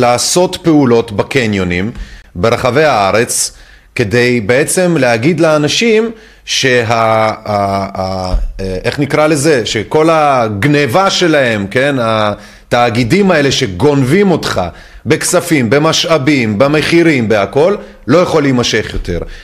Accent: France; now in Israel; בתור צרפתי שיודע את הדברים, או יותר נכון, אה, עולה מצרפת

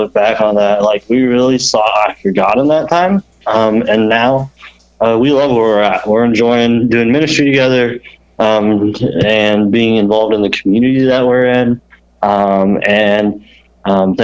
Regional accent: Indiana, United States; moved away as an adult; now in Ohio, United States; I grew up in Indiana

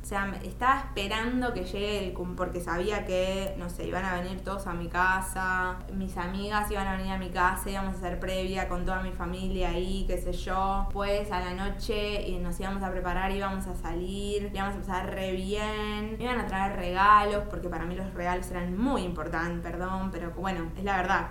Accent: Bernal, Buenos Aires Province, Argentina; moved away as an adult; now in Buenos Aires, Argentina; yo soy de Bernal y actualmente vivo en Capital Federal

